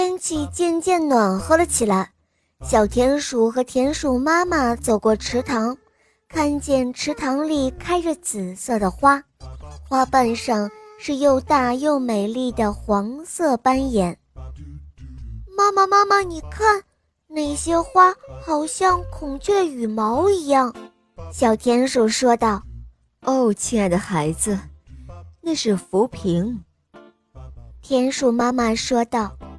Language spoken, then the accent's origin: Chinese; Guangzhou, Guangdong, China; 我今年五岁了，我来自广州